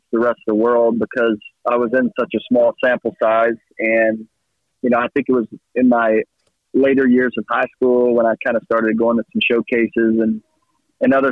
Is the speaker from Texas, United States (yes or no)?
yes; Atlanta, Texas, United States; the area where I grew up in Northeast Texas